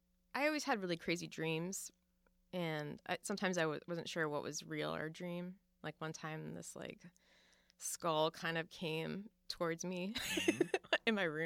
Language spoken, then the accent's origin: English; Fall River, Massachusetts, United States; Yeah, I was born in Fall River, Massachusetts, and that is, you know, home of the Lizzie Borden murder case